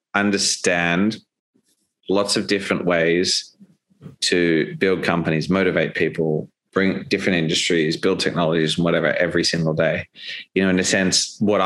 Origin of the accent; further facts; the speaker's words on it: Australia; as an Australian